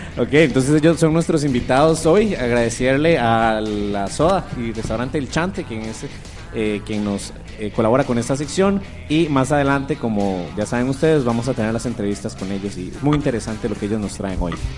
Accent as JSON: {"language": "Spanish", "country": "Costa Rica", "said": "Como somos los ticos"}